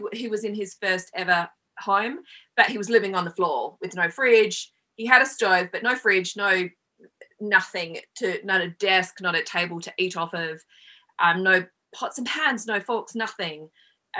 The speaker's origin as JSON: {"language": "English", "country": "Australia", "moved": "as an adult", "lives_now": "Los Angeles, United States", "said": "I'm Australian and I've been here about 20 years"}